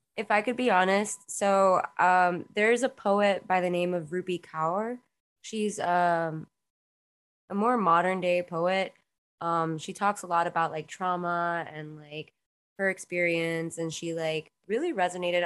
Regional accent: Miami, Florida, United States; also born or lived in Queens, New York; I was born in Queens, New York, um, and I was brought down to Miami at a very young age

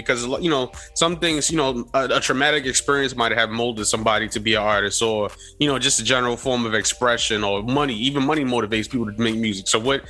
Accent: New York City, New York, United States; I'm actually from Harlem

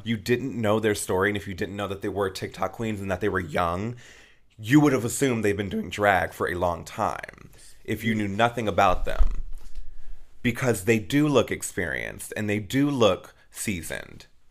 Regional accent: Peoria, Arizona, United States; I'm from Peoria, Arizona, and I went to Peoria High School

